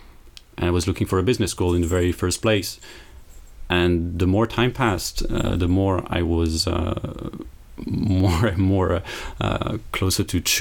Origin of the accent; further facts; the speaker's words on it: north of France, France; also born or lived in Metz; I come from France. I was born in the east of France, in Metz. Then I grew up in various cities, but mostly from the north of France.